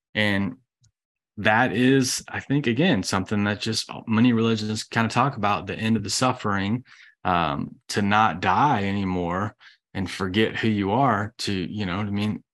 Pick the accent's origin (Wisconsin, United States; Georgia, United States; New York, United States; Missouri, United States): Georgia, United States; I'm from Georgia